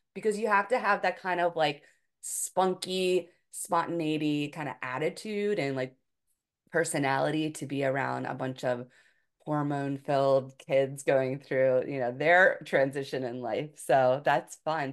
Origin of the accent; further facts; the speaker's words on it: Philadelphia, Pennsylvania, United States; moved away as an adult; also born or lived in Hawaii; I'm from the Philadelphia area